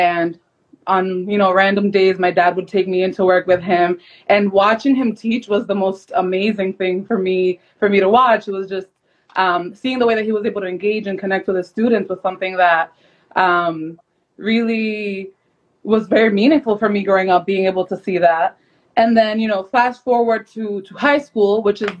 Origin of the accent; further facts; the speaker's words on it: Lawrence, Massachusetts, United States; also born or lived in Dominican Republic; I am Dominican American, born and raised in Lawrence, Mass.